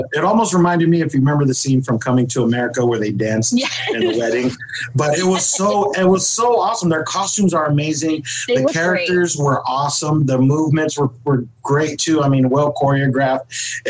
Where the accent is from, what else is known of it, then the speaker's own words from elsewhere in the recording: California, United States; where are you from? And I just said, I'm from California. Like … from California.